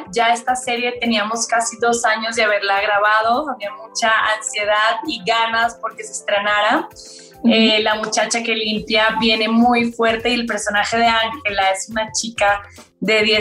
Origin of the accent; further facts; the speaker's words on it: Colombia; now in Mexico; Dije, si quiero realmente salirme de la colombiana que viene aquí a actuar, y que solo actúa